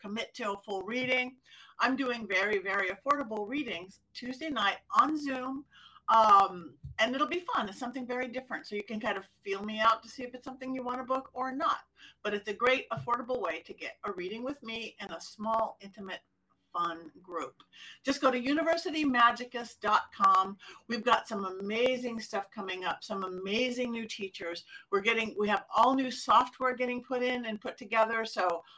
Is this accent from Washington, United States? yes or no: no; Los Angeles, California, United States; my hometown